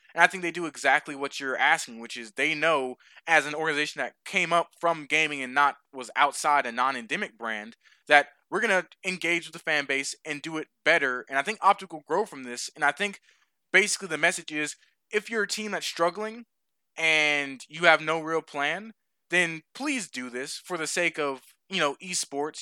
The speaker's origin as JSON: {"language": "English", "town": "Atlanta", "region": "Georgia", "country": "United States", "tie": "born or raised there", "said": "the Braves in my hometown"}